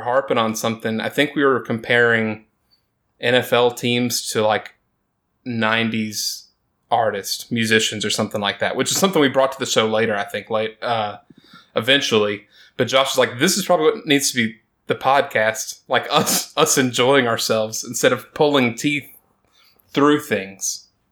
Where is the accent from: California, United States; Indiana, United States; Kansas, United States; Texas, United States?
Texas, United States; Me growing up in Texas